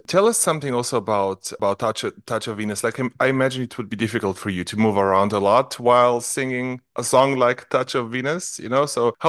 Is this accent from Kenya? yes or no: no; Slovenia; moved away; No, I'm from Slovenia. Yeah, but I live...